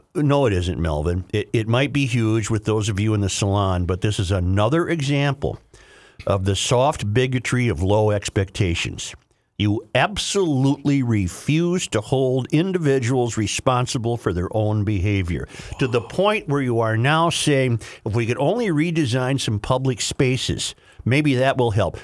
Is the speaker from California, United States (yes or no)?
no; Saint Paul, Minnesota, United States; I, I grew up in Saint Paul. I love Saint Paul